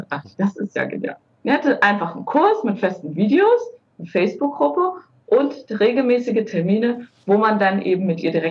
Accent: Boizenburg, Mecklenburg-Vorpommern, Germany; also born or lived in Baden-Württemberg; bin ich auch in Baden-Württemberg geboren und als ich gerade geboren wurde, ähm, ist meine Familie hierher nach Bolzenburg gezogen. Mhm. Also ich, gebürtig bin ich tatsächlich aus Baden-Württemberg, aber ja, verwurzelt bin ich nun mal in Mecklenburg-Vorpommern.

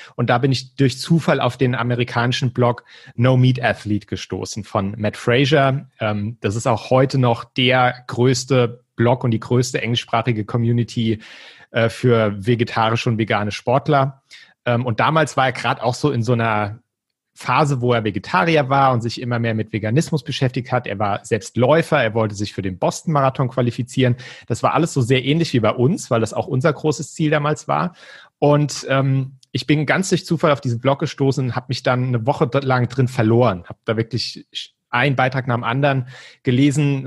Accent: Mainz, Rhineland-Palatinate, Germany; moved away as an adult; now in Frankfurt, Germany; Ich komme ursprünglich aus Mainz, ähm, wohne jetzt aber schon seit neun Jahren mit Katrin hier in Frankfurt

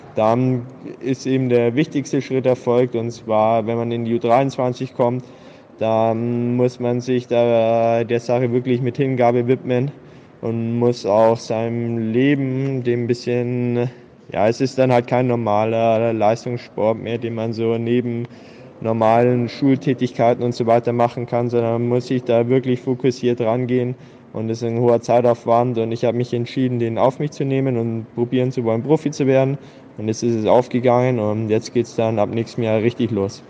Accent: Augsburg, Bavaria, Germany; 22 Jahre alt, bin Augsburger

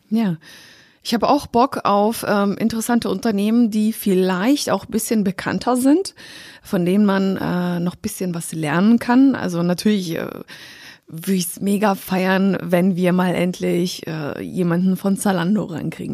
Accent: Poland; weil ich komme aus Polen.

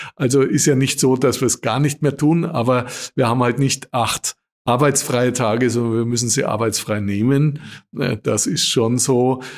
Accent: Austria; bei uns in Österreich

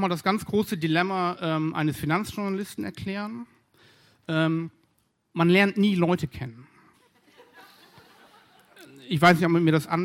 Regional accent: Berlin, Germany; Denn ich komme ja aus Berlin und hier sind wir im Ruhrgebiet

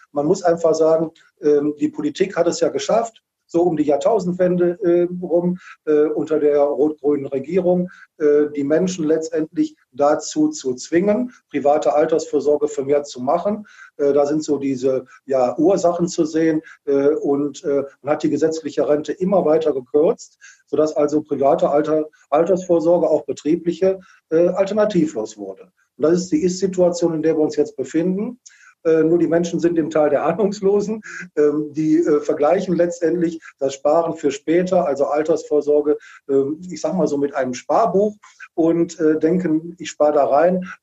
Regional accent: Wuppertal, North Rhine-Westphalia, Germany; kommt aus Wuppertal. Ich bin auch hier in Wuppertal geboren

